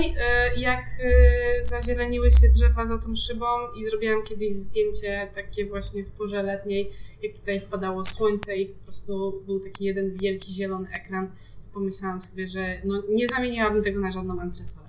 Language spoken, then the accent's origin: Polish; Bydgoszcz, Kuyavian-Pomeranian Voivodeship, Poland; moved away as an adult; now in Warsaw, Poland; Ja pochodzę z Bydgoszczy